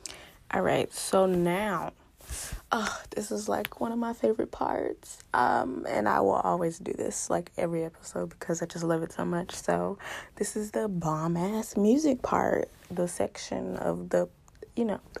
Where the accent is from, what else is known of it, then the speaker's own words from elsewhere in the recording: Houston, Texas, United States; I'm from Houston